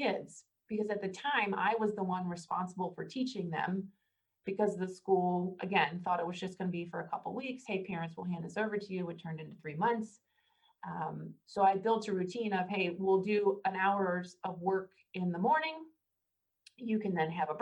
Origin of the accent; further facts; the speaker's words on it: Northern Kentucky, United States; I'm actually a Northern Kentuckian. I was born in Kentucky